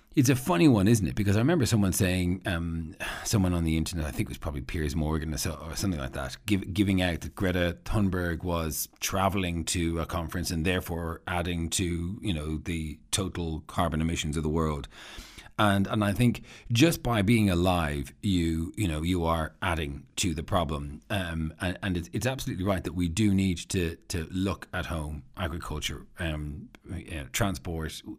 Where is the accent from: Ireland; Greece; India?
Ireland; I'm Irish